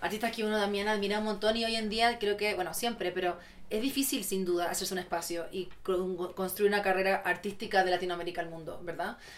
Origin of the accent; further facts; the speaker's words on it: Chile; moved away as an adult; also born or lived in Santiago; Todavía soy muy chilena.